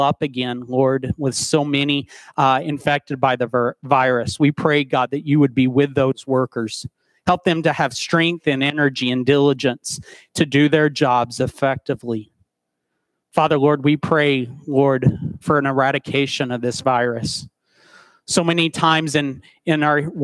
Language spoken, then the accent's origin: English; Dayton, Tennessee, United States; moved away; my hometown of Dayton, Tennessee.